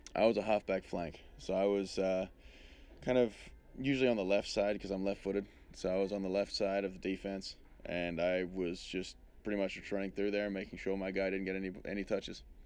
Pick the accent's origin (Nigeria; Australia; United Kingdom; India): Australia; moved away as an adult; now in United States; I'm being being Australian